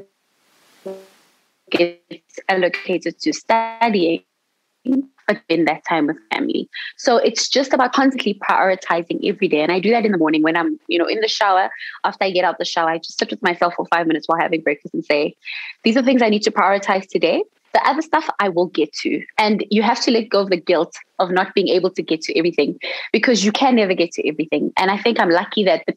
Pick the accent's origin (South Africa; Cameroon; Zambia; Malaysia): South Africa; in South Africa, as a South African resident, we have our fees that are subsidized by the government